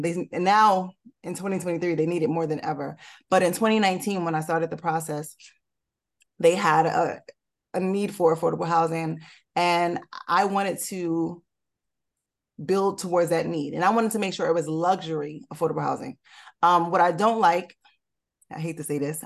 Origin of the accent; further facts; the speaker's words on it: Newark, New Jersey, United States; I'm from Newark, technically. I grew up in Newark, went to high school in Newark